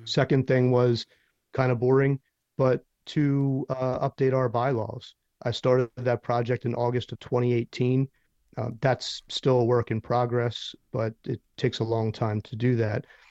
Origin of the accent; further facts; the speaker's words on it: Philadelphia, Pennsylvania, United States; now in Nashville, United States; I'm from Philadelphia